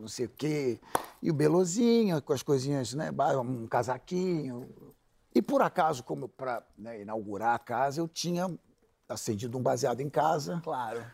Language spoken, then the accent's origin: Portuguese; Rio de Janeiro, Brazil; also born or lived in São Paulo; eu decidi voltar a morar no Rio, sou carioca